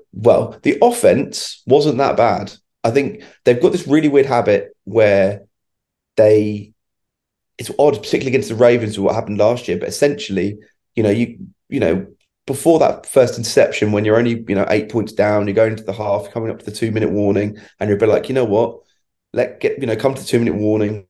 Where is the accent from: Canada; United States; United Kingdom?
United Kingdom; When I was a kid, I remember the old Channel 4 coverage we used to have over here